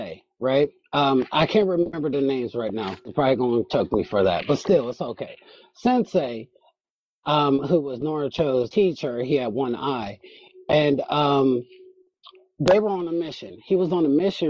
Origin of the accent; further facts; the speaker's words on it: United States; I'm American